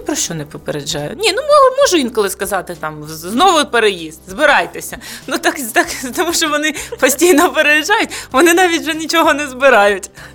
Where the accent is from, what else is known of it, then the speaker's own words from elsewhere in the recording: Mariupol, Donetsk Oblast, Ukraine; moved away as an adult; ми з Маріуполя, втратили будинок